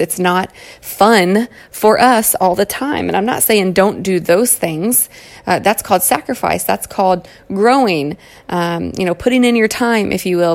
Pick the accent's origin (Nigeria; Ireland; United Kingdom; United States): United States; Kentucky; accent: Southern twang; moved away as an adult; now in California, United States; You'll also recognize a Southern twang, and that's because I was born and raised in Kentucky. Um, and I've lived out in California now for goodness, 11 or 12 years